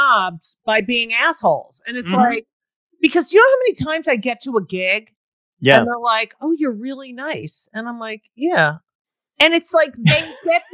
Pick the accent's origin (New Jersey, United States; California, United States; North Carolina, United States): New Jersey, United States; Clark; I grew up in Clark